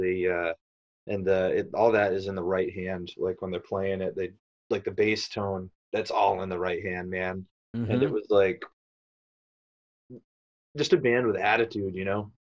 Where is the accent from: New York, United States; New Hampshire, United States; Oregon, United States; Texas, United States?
New Hampshire, United States; I'm from New Hampshire.